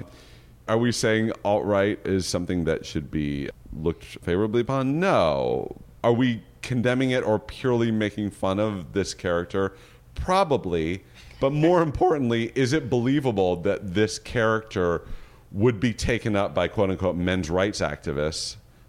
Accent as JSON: {"language": "English", "town": "Berkeley", "region": "California", "country": "United States", "said": "I'm from Berkeley"}